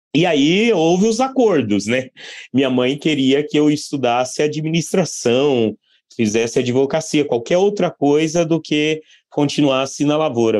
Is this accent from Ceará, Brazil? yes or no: no; Barra do Bugres, Mato Grosso, Brazil; Eu nasci em Barra do Bugres, Mato Grosso, e indo para a fazenda desde criança com, com meus pais